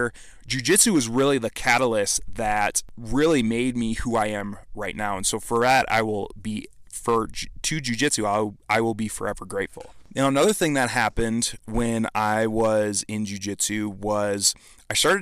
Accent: Midwest, United States; I was just raised in a small town in the Midwest

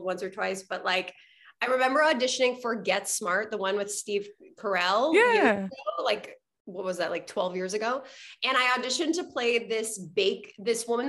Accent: Montreal, Quebec, Canada; moved away as an adult; also born or lived in Vancouver; I'm originally from Montreal

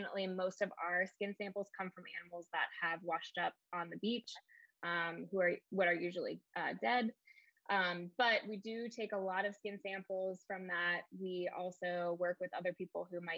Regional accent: Pennsylvania, United States; moved away as an adult; also born or lived in Wilmington, North Carolina; I'm originally from Pennsylvania

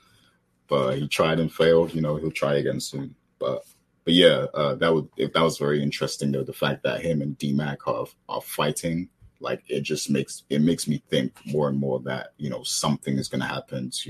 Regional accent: United Kingdom; I'm British.

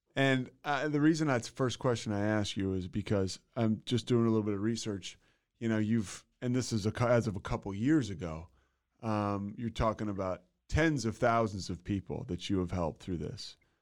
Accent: outside of Philadelphia, Pennsylvania, United States; I'm from uh, outside of Philadelphia, like. Uh, oh. Yeah, yeah, Bryn Mawr, Villanova, that area

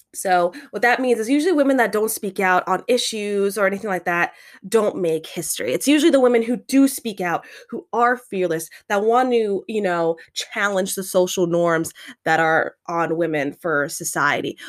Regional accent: United States; we are growing up in American culture

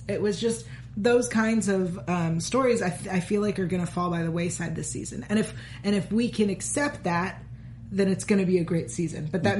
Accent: United States; accent: American; we apologize for our silly American accents.

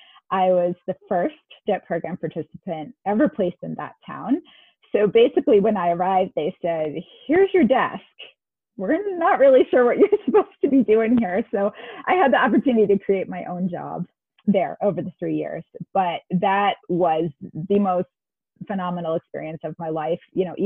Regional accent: New Hampshire, United States; moved away as an adult; also born or lived in Japan; now in Georgia, United States; So I moved to Georgia, which is where I'm still located. I'm originally from New Hampshire, so it actually was quite a big move for me. I didn't know anyone here

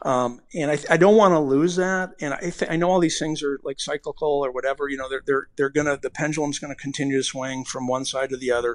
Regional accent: Bay Area, California, United States; now in Phoenix, United States; we're both from the Bay Area, we're both, both, uh, you know, Bay Area guys

